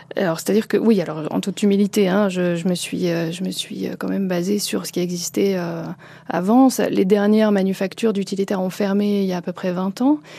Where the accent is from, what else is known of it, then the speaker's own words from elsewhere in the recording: Lille, Hauts-de-France, France; moved away; je suis originaire du Nord, hein, je suis née à Lille